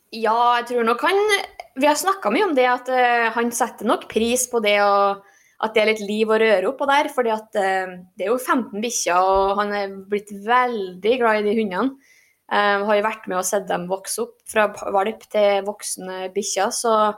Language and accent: Norwegian; Norway; moved away as an adult; now in Fairbanks, United States; jeg er norsk